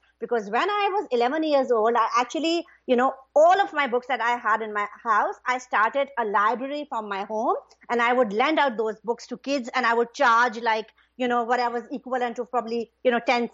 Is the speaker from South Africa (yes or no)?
no; Pakistan; moved away; I'm originally from Pakistan, right? So when I was little, I had a pretty happy childhood